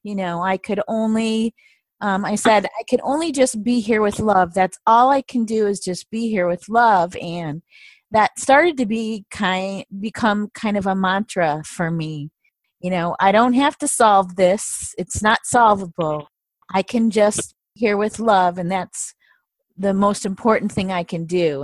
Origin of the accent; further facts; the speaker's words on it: Michigan, United States; moved away as an adult; also born or lived in the South / East Coast; I was born and raised in Michigan